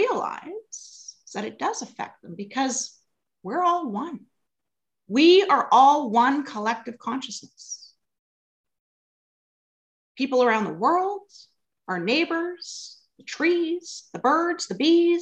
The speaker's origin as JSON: {"language": "English", "region": "Alberta", "country": "Canada", "moved": "as an adult", "lives_now": "Vancouver, Canada", "said": "originally I'm from Alberta"}